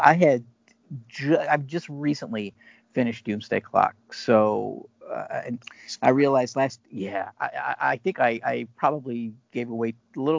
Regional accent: Northeast Ohio, United States; moved away; I'm originally from Ohio

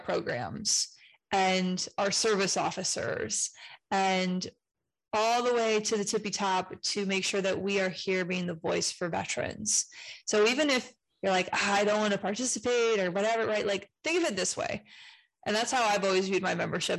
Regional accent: Brunswick, Ohio, United States; my hometown in Brunswick, Ohio

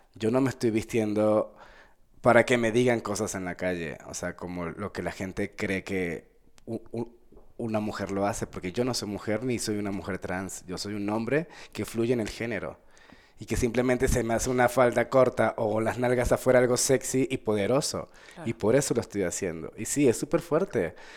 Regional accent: Venezuela; also born or lived in Bogotá, Colombia; now in Mexico; yo soy nacido en Colombia, en Bogotá, Colombia, y me criaron en Venezuela

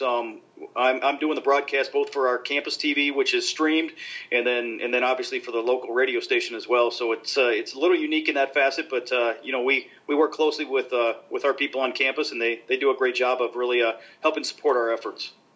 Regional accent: Nebraska, United States; moved away; I grew up in Nebraska, so we didn't have hockey when I was growing up

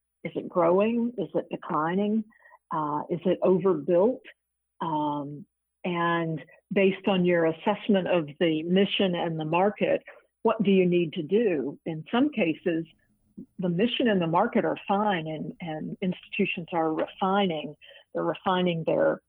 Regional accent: Atlanta, Georgia, United States; moved away; also born or lived in Illinois / Virginia / Washington; I grew up near Emory University in Atlanta

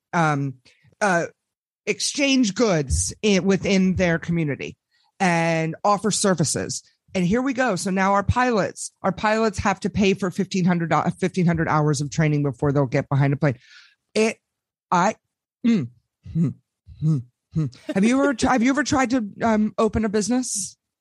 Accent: Washington, District of Columbia, United States; I am broadcasting to you people live from the swamp, belly of the beast, born and raised in Washington, D.C.

